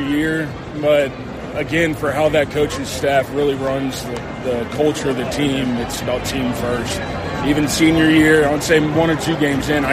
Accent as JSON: {"language": "English", "town": "Charleston", "region": "South Carolina", "country": "United States", "moved": "as an adult", "said": "from South Carolina"}